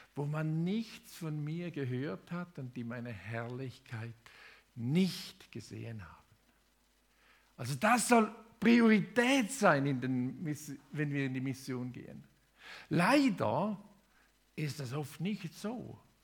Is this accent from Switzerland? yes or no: yes; Thurgau, Switzerland; moved away as an adult; also born or lived in Indonesia; Ich bin im Thurgau aufgewachsen, zehn Kilometer südlich von Konstanz